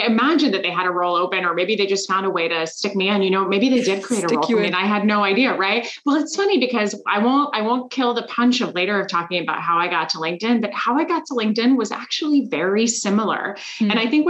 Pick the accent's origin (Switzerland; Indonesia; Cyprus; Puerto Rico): Switzerland; also born or lived in Korea / Germany; now in Washington DC, United States; I lived in Korea for about 7 months, and then I was in Germany. I'm originally from Switzerland, and so I had a chance to go back to Germany and be closer to family for a few years.